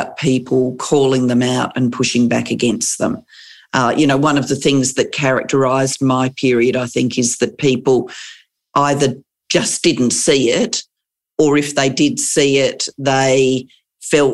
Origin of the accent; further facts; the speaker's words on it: Adelaide, South Australia, Australia; also born or lived in London; I grew up in Adelaide. I returned to Adelaide.